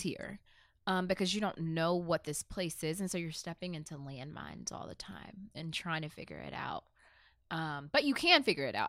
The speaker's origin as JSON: {"language": "English", "town": "Mesquite", "region": "Texas", "country": "United States", "tie": "born or raised there", "also_born_or_lived": "Birmingham, Alabama / Germany", "said": "growing up in Mesquite"}